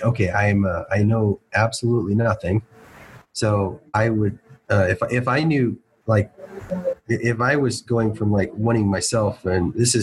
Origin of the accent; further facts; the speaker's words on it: McAllen, Texas, United States; I grew up in McAllen, Texas, is where I went to high school